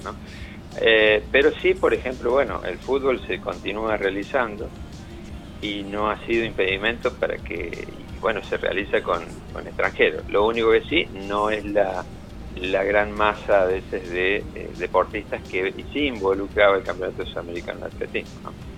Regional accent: Córdoba, Argentina; yo soy de aquí de Córdoba

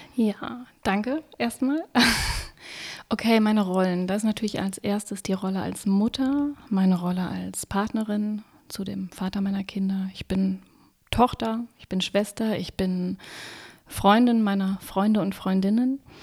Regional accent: Wolfsburg, Lower Saxony, Germany; moved away as an adult; now in Berlin, Germany; in meiner Heimatstadt in Wolfsburg

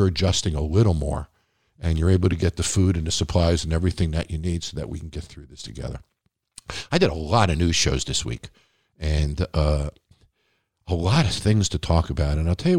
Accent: Nevada, United States; Hats off to Governor Sisolak from my home state of Nevada, who has not gotten the resources that a lot of other states have.

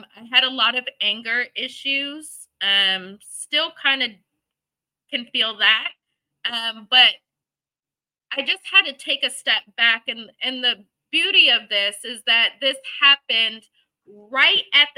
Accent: Michigan, United States; now in Arlington, United States; I'm from Michigan, you know, backwoods, hillbilly type stuff

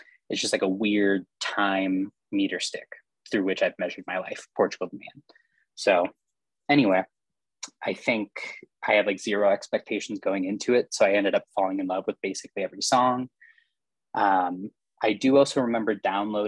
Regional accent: Iowa, United States; I'm from Iowa

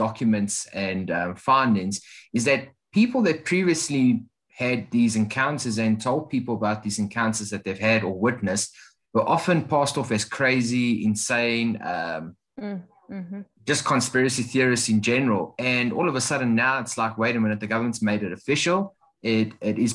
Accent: South Africa; as a South African

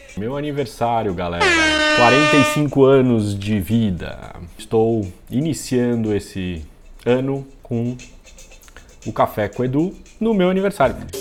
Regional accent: São José dos Campos, São Paulo, Brazil; Quando eu era pequeno, morava em São José dos Campos, quando eu era bem pequenininho

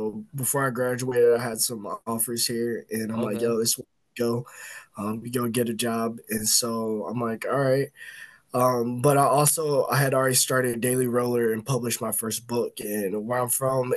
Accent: Indiana, United States; moved away as an adult; now in Illinois, United States; I'm from Yeah, Indiana

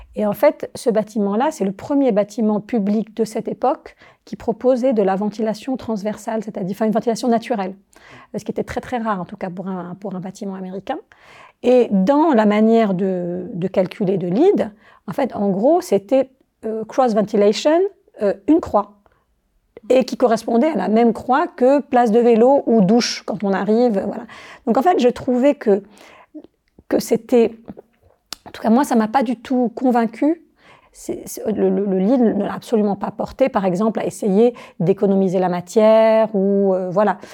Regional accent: Algiers, Algiers Province, Algeria; also born or lived in Paris, France; now in Chablais, Switzerland; je suis algérienne, je suis née à Alger.

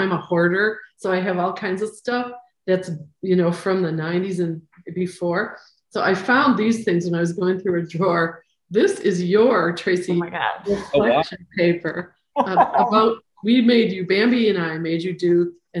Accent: Costa Rica; I'm from Costa Rica.

